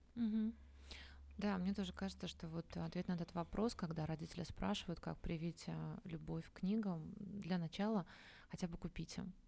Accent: Minsk, Belarus; moved away; я сама родом из Минска

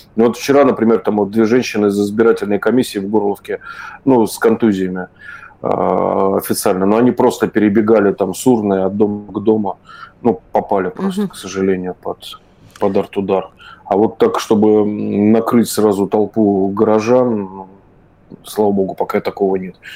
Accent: Saint Petersburg, Russia; я вырос в Ленинграде

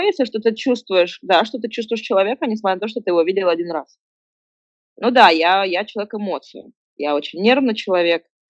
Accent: Kazakhstan; moved away; я была одиннадцатая казашка в русско-, в русско-, в русскоязычном дворе

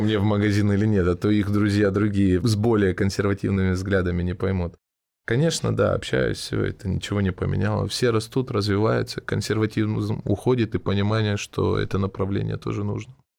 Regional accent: Krasnodar, Krasnodar Krai, Russia; Я из Краснодара

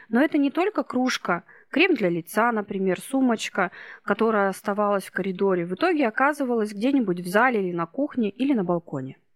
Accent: Irkutsk, Irkutsk Oblast, Russia; moved away as an adult; now in Novosibirsk, Russia; Я сама из Иркутска. Но несколько лет назад, лет восемь, мы с сыном приехали в Новосибирск.

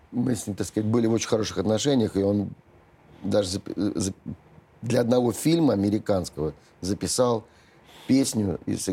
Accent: Saint Petersburg, Russia; now in Moscow, Russia; ну, я же тоже из Ленинграда переехал в Москву

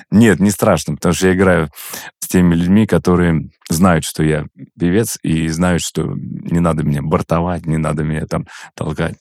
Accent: Ufa, Bashkortostan, Russia; я вырос в Уфе

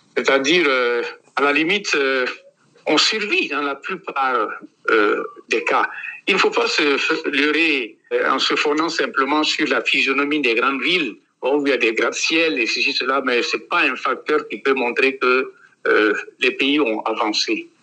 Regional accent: Tougan, Boucle du Mouhoun, Burkina Faso; J'étais à l'école primaire dans ma ville natale, dans le nord-ouest du Burkina Faso, à Tougan

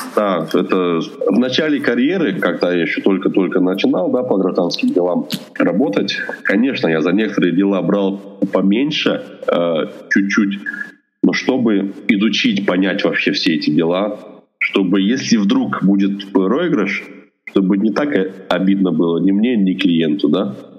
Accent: Russia; moved away as an adult; now in Yekaterinburg, Russia; я сам родом не из Екатеринбурга, а из маленького закрытого города

